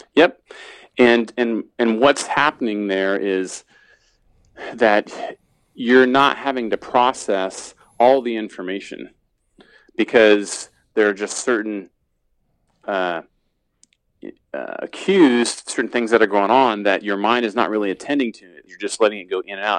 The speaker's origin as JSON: {"language": "English", "region": "Indiana", "country": "United States", "said": "I'm from Indiana"}